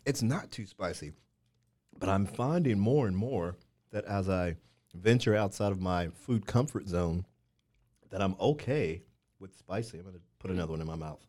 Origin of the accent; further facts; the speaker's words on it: Missouri, United States; moved away; also born or lived in Washington, D.C.; I'm from Missouri, lived in D C a number of years